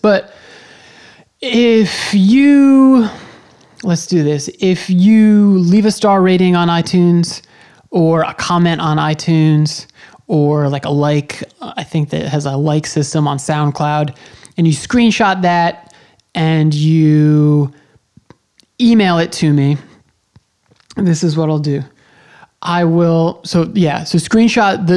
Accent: Long Island, New York, United States; I was born on Long Island, and that's where I started going to shows

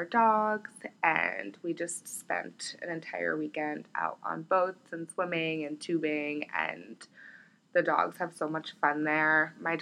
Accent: New Jersey, United States; I'm from New Jersey

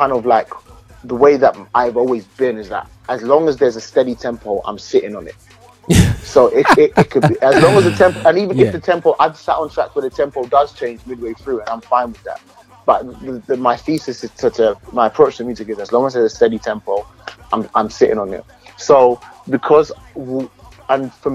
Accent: London, United Kingdom; I grew up in East London.

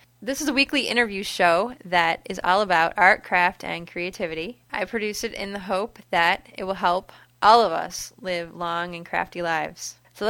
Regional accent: Detroit, Michigan, United States; now in West Michigan, United States; she's from West Michigan, like me. Well, I'm originally from Detroit, but we both live in West Michigan now

